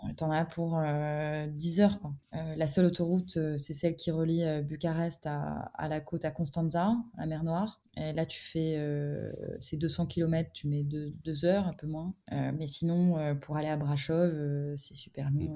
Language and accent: French; France; moi, en tant que Français